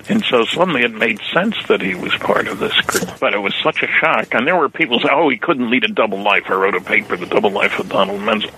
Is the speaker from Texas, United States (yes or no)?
no; New Jersey, United States; moved away; I grew up in New Jersey